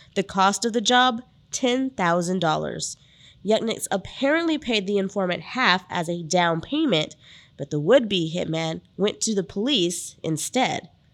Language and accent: English; San Antonio, Texas, United States; I grew up in the San Antonio area